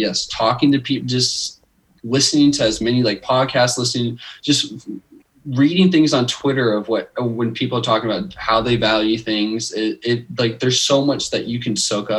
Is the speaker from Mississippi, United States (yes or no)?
no; Bothell, Washington, United States; when people like ask where I'm from, I'm like Seattle, but like I'm really like I'm 30 minutes, like 20 to 30 minutes outside of Seattle.